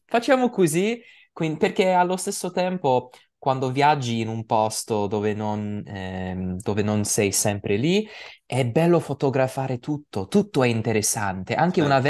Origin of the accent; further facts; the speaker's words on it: United States; Italian is a second language; also born or lived in New York; io sono americano, ovviamente, perché sono nato e cresciuto in America